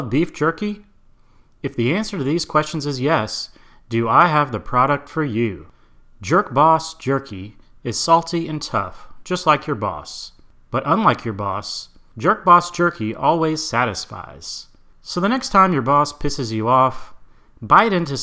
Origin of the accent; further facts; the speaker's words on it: the South, United States; I'm from the South